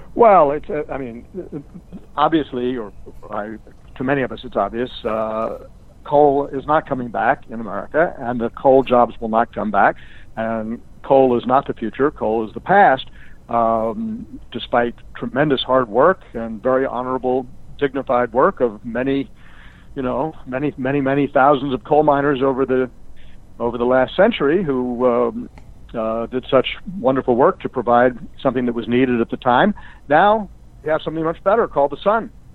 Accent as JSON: {"language": "English", "country": "United States", "said": "being an American"}